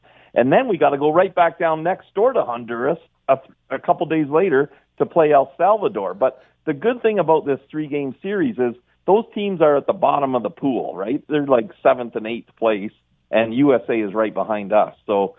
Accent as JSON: {"language": "English", "country": "Canada", "said": "Like, I'm a Canadian soccer guy."}